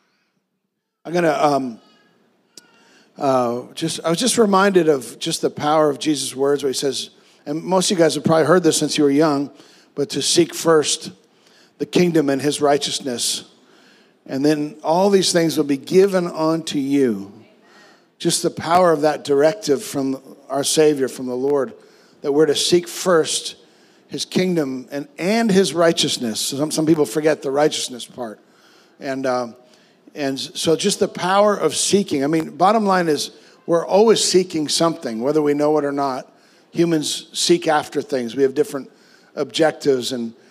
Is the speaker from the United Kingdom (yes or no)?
no; Canada; I'm dual citizenship, so I am American. My mom was born in America, but I grew up in Canada